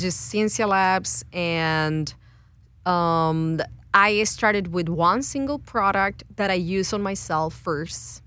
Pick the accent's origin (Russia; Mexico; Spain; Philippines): Mexico; Guadalajara, Jalisco; moved away as an adult; now in United States; I'm originally from Guadalajara, Mexico, and came to United States to st- uh, uh, to study a PhD in chemistry.